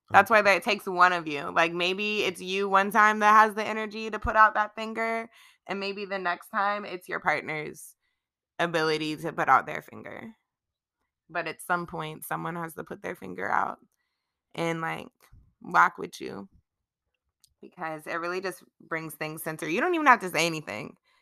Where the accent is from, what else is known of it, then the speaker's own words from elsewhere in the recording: Charlotte, North Carolina, United States; I am born and raised in Charlotte.